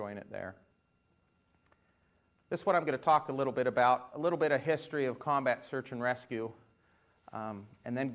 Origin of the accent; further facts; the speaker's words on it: Logan, Utah, United States; moved away as an adult; also born or lived in Tempe, Arizona; I was born and raised in Logan, Utah, up in the Rockies